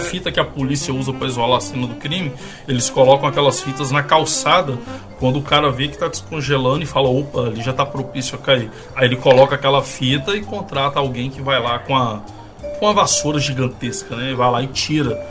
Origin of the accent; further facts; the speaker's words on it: Governador Valadares, Minas Gerais, Brazil; now in Estonia; Eu sou de Governador Valadares